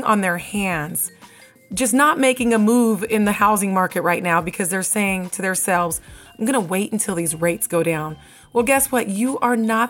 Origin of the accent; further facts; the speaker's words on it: Seattle, Washington, United States; now in Las Vegas, United States; I'm from Seattle